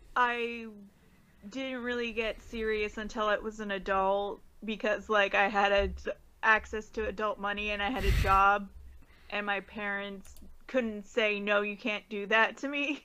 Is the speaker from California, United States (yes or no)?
yes; California, United States; I'm not from uh, Washington or Oregon, so I'm from California